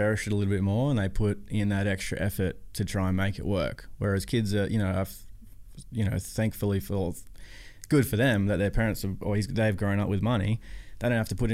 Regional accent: Gold Coast, Queensland, Australia; grew up in the Goldie

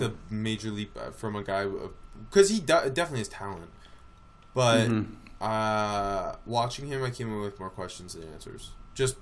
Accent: Eugene, Oregon, United States; I grew up in Eugene

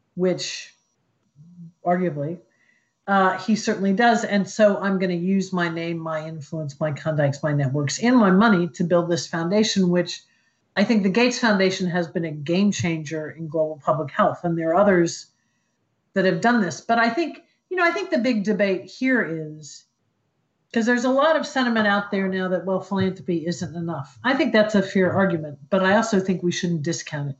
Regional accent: Columbus, Ohio, United States; moved away as an adult; I grew up in Columbus, Ohio.

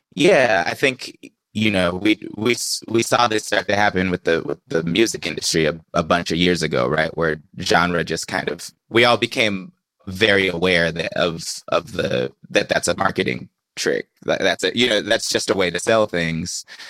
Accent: the Bay Area, California, United States; I grew up in the Bay Area.

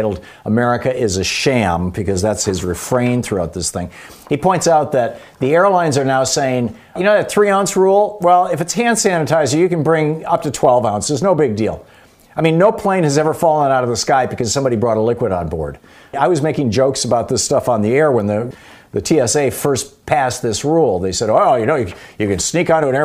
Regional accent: Lansing, Michigan, United States; I grew up in Lansing, Michigan

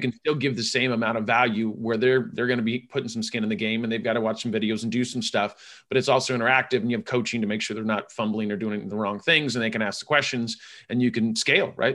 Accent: California, United States; I'm from California

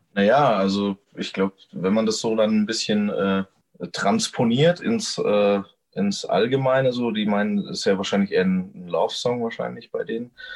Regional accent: Gemünden, Germany; ich bin hier eben aufgewachsen

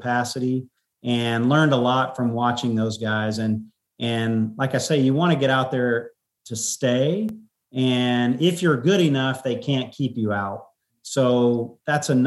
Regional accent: College Station, Texas, United States; moved away; I grew up in College Station.

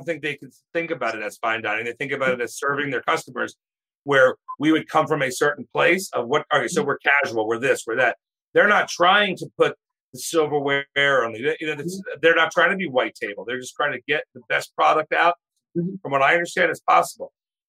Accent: Maryland, United States; we're from Maryland. We're both from Maryland.

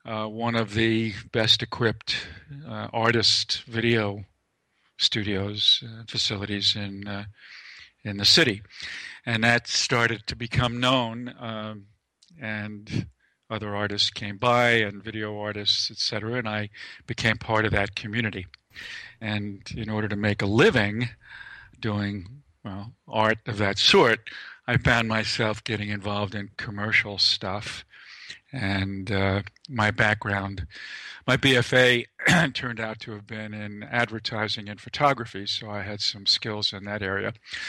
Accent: New York City, New York, United States; I grew up in Lower Manhattan and Lower East Side, and then moved to the Bronx for a while, that sort of thing.

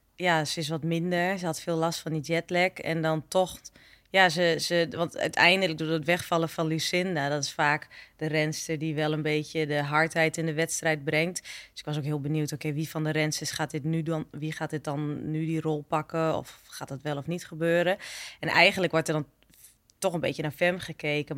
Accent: eastern Netherlands, Netherlands; ik kom uit het oosten

